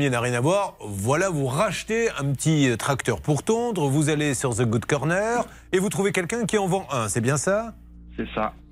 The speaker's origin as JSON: {"language": "French", "town": "Angers", "region": "Pays de la Loire", "country": "France", "lives_now": "Segré, France", "said": "je suis d'Angers, euh, je suis ah, français."}